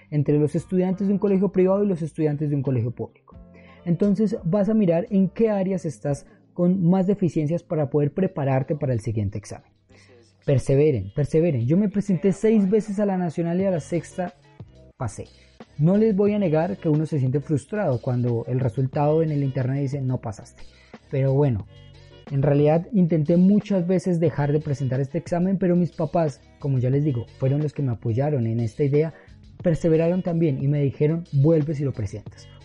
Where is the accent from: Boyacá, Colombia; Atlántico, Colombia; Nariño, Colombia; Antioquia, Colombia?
Boyacá, Colombia; Chiquinquirá; me devolví hacia Chiquinquirá, mi ciudad natal, con el corazón roto